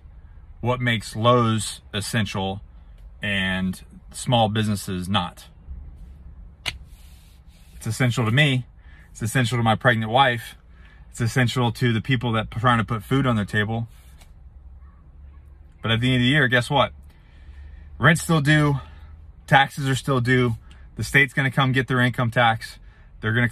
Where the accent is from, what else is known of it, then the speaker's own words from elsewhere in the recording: United States; I am an American. I served my country for 12 years.